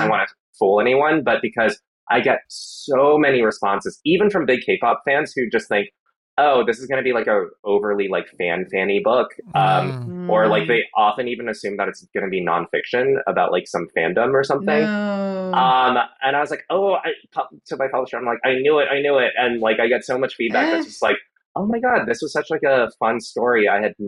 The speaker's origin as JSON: {"language": "English", "region": "the South", "country": "United States", "tie": "born or raised there", "said": "But also, it was a different time and I was a child growing up in the South."}